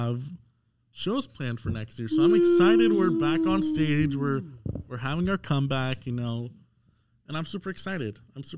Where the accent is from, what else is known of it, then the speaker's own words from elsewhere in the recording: Florida, United States; I'm from Florida